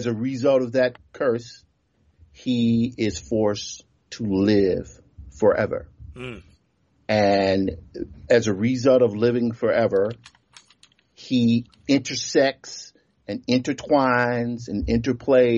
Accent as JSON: {"language": "English", "region": "Mississippi Delta", "country": "United States", "tie": "born or raised there", "moved": "yes", "said": "I grew up in the Mississippi Delta. Mm-hmm. I'm a man of the South, of the Black South."}